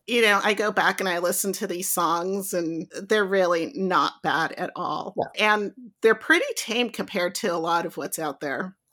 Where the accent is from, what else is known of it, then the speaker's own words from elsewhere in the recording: Lomita, California, United States; growing up in Lomita